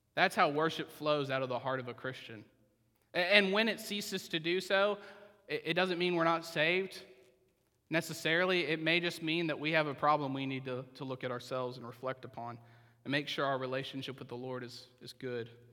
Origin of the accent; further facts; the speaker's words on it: Oklahoma, United States; I'm from Oklahoma